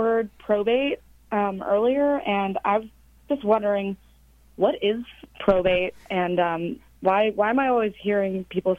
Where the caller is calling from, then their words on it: Los Angeles, California, United States; I'm calling from Los Angeles, California.